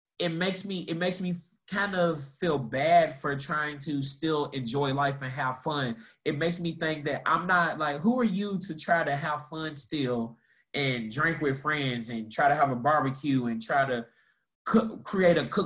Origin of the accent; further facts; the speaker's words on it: Louisville, Kentucky, United States; moved away as an adult; also born or lived in Tallahassee / Atlanta; I'm from Louisville